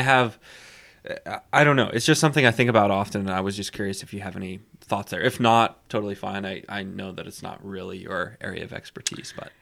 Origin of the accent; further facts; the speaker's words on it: Texas, United States; I'm from Texas